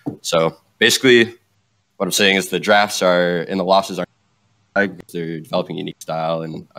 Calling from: Grand Rapids, Michigan, United States; also born or lived in Germany; I'm calling from Michigan, no longer in Germany.

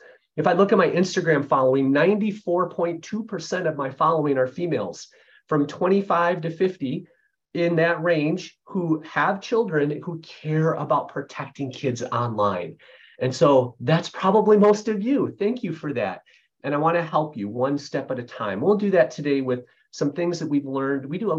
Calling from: Grand Rapids, Michigan, United States; I'm joining you from Grand Rapids, Michigan area.

